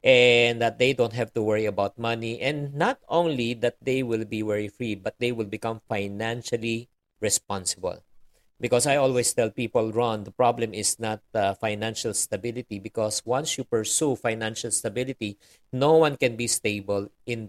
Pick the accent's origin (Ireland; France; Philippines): Philippines; Well, definitely, being raised as a Filipino-Chinese has really has great advantages